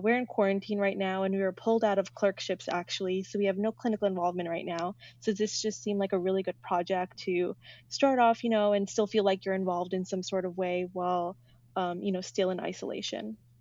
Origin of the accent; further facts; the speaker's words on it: New York, United States; moved away as an adult; now in Washington, D.C., United States; I'm from New York